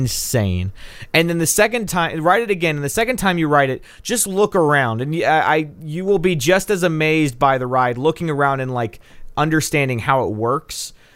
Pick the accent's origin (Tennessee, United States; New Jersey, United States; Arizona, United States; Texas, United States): Tennessee, United States; Nashville; I'm from Nashville